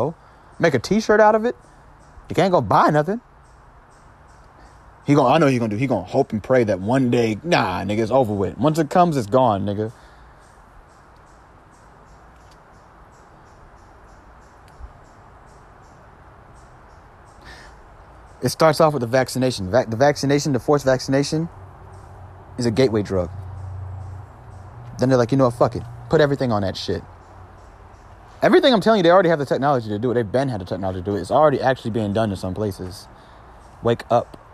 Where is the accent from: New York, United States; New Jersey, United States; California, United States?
New York, United States; now in Georgia, United States; I was born in New York and I live in Georgia